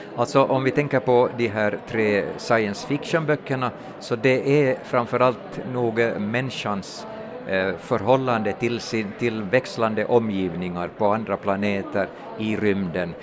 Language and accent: Swedish; Turku, Southwest Finland, Finland; jag är mm, född och uppväxt i Åbo stad